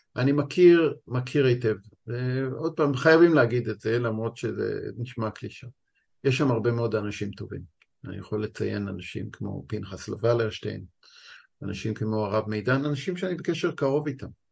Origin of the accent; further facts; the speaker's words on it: Tzora, Jerusalem District, Israel; now in Tel Aviv, Israel; אני גדלתי בקיבוץ צורה